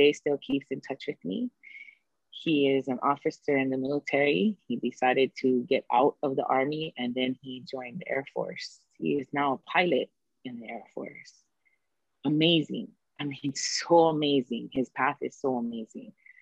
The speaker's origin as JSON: {"language": "English", "region": "Hawaii", "country": "United States", "said": "us as locals, you know, as who we are from Hawaii"}